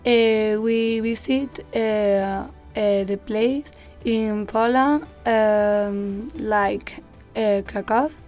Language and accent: English; Spain